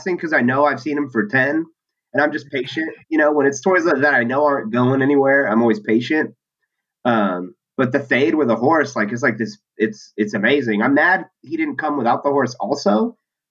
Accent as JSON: {"language": "English", "town": "San Diego", "region": "California", "country": "United States", "tie": "born or raised there", "said": "I'm from San Diego, so I had access to Comic-Con very easily. In high school, my friends and I would sneak"}